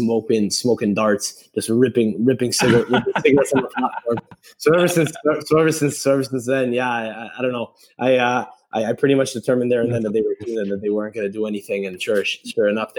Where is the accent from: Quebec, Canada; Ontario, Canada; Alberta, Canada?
Quebec, Canada; Montreal; I'm from Montreal